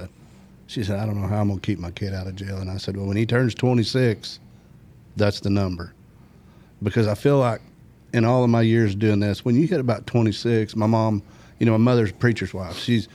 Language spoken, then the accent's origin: English; Rogers, Arkansas, United States; also born or lived in Harrison, Arkansas / Helena, Arkansas / Montana; So I went to first to third grade in Helena, through fifth grade, middle of fifth grade year, 79, moved here. And finished school at Rogers, graduated